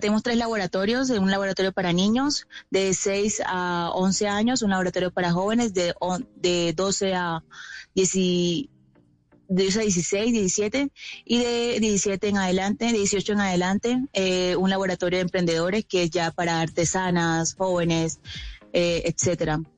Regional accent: La Guajira, Colombia; personalmente vengo de La Guajira, así que esto fue parte eh, de mi infancia, adolescencia

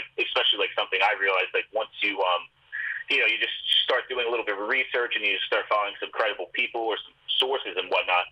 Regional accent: Northeast, United States; I'm from the Northeast area

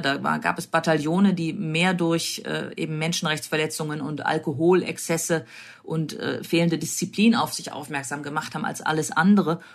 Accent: Germany; bei uns in Deutschland

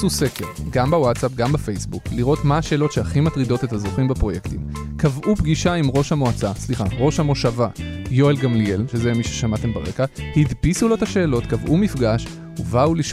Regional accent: Petah Tikva, Central District, Israel; אני גדלתי בפתח תקווה נגיד, זה שזה עיר תחת.

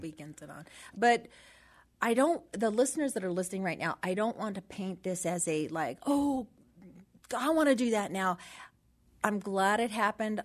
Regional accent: Los Angeles, California, United States; born and raised in San Pedro

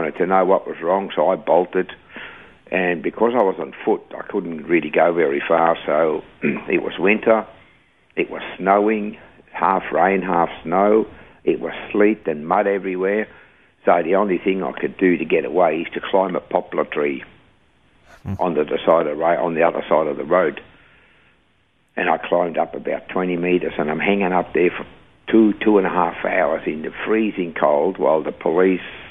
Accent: Switzerland; English is a second language; moved away as an adult; now in Australia; I was born in Switzerland in 1948, and I came from a good family

